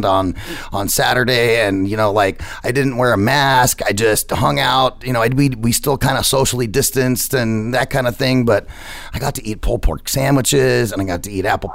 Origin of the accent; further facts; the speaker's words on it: Phoenix, Arizona, United States; I'm a native here. I've been here my whole life, you know, 40 plus years